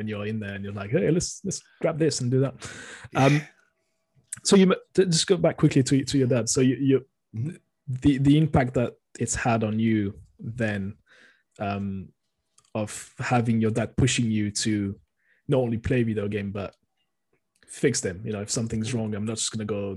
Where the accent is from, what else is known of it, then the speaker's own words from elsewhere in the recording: France; I'm born and raised in France